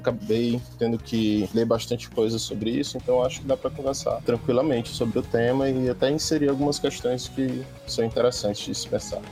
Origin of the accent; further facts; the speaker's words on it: Teresina, Piauí, Brazil; sou de Teresina, Piauí